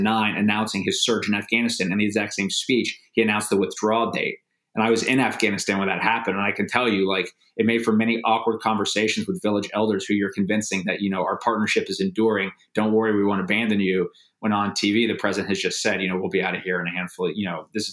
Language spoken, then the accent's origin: English; United States; I'm an American. I'm 23 years old.